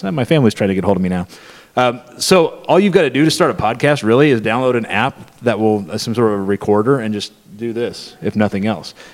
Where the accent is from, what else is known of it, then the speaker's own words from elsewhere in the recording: Missouri, United States; he and I, uh, we're from Southwest Missouri, which is about seven hours that direction.